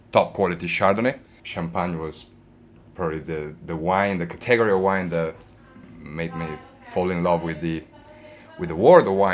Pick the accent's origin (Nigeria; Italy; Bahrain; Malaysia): Italy; Verona, Veneto; moved away as an adult; also born or lived in Australia; now in Panzano, Italy; I am originally from Verona, which is another okay. uh, wine area.